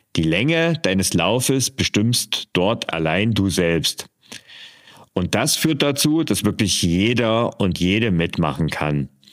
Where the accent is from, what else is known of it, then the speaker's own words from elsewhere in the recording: East Germany, Germany; ich bin äh, in der DDR geboren und aufgewachsen